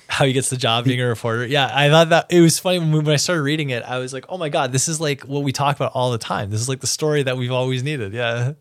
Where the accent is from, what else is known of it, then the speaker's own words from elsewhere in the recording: New York City, New York, United States; as a New Yorker